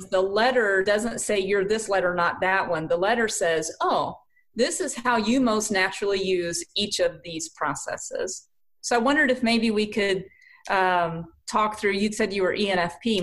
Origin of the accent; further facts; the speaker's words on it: South Carolina, United States; accent: southern; moved away as an adult; now in Canton, United States; born and raised in South Carolina. Ended up here in Canton, Ohio